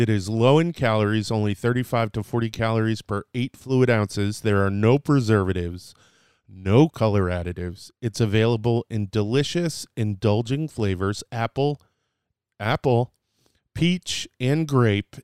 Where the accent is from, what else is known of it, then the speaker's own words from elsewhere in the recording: Dallas, Texas, United States; I was born in, in Dallas, Texas